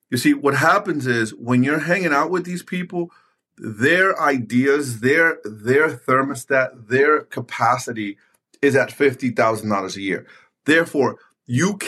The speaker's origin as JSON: {"language": "English", "town": "New York City", "region": "New York", "country": "United States", "tie": "born or raised there", "said": "I grew up in New York City in the early 90s, late 80s, playing basketball in the streets."}